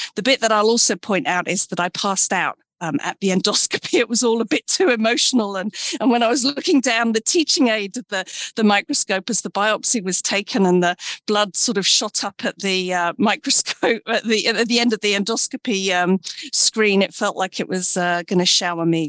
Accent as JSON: {"language": "English", "town": "Brighton", "region": "South East England", "country": "United Kingdom", "tie": "born or raised there", "also_born_or_lived": "London", "said": "I'm from the UK. I was born in Brighton, England, and uh, grew up in a village."}